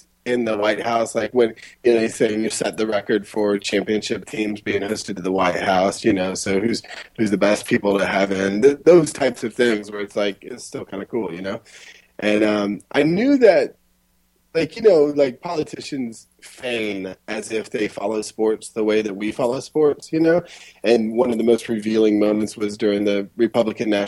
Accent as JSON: {"language": "English", "country": "United States", "moved": "as an adult", "said": "I'm still an American."}